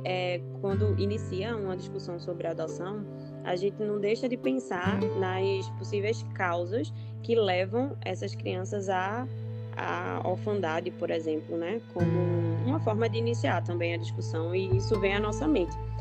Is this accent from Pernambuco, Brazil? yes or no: yes; Recife, Pernambuco, Brazil; also born or lived in Caruaru; voltei para Recife, que é a minha cidade natal